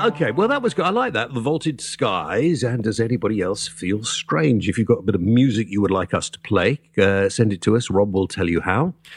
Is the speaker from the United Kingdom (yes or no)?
yes; south Wales, United Kingdom; a Welshman myself, uh, but from the proper part of Wales in the south